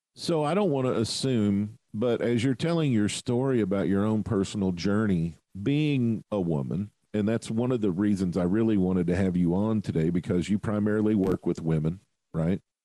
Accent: southern United States, United States; I'm from the southern part of the United States where 30 above zero is cold.

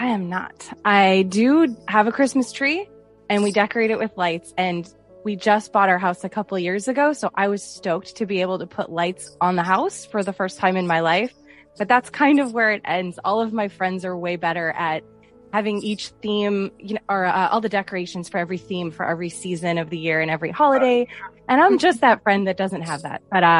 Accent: New England, Massachusetts, United States; moved away; also born or lived in Indiana; I'm from New England, though, which is very traditional.

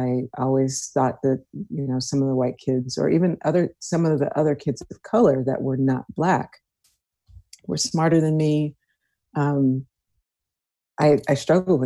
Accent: Houston, Texas, United States; I was born and raised in Houston, Texas.

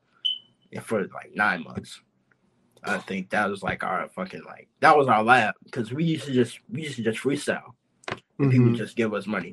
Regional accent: Chicago, Illinois, United States; now in Los Angeles, United States; I'm from Chicago, so, like, in Chicago, where I stayed in Chicago, I stayed in, like, this part of the city called Calumet City

